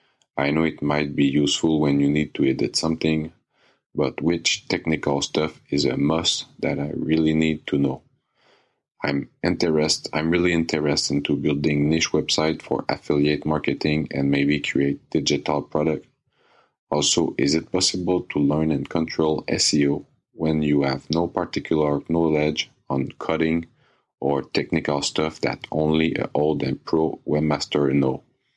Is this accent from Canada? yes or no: yes; Canada; English is a second language; I'm from Canada. Excuse me in advance for my bad English.